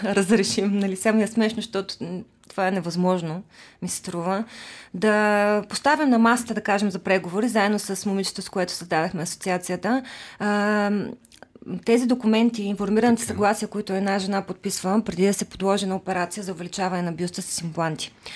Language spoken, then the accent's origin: Bulgarian; Nesebar, Burgas Province, Bulgaria; moved away; also born or lived in Sofia; аз съм от Несебър и когато дойдох в София